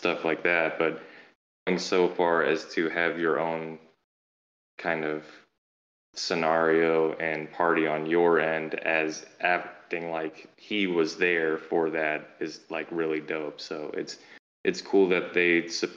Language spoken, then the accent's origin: English; St. Louis, Missouri, United States; moved away as an adult; moved back into my hometown of St. Louis